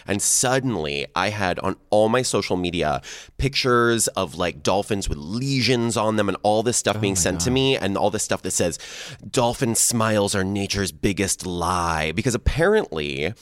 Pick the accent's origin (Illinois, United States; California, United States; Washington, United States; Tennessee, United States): Washington, United States; Seattle; I'm from Seattle